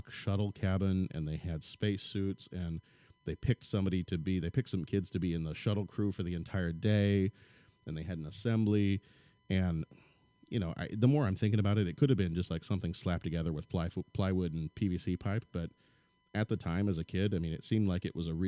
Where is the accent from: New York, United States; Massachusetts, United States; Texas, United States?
Texas, United States; now in Illinois, United States; I grew up in Texas